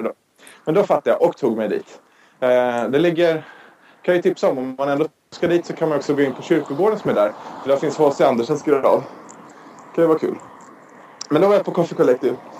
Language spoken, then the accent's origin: Swedish; Sweden; vi svenskar